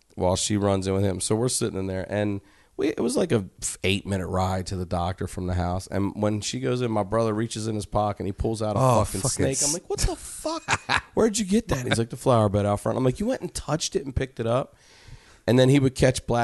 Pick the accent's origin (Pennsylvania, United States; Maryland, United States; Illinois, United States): Maryland, United States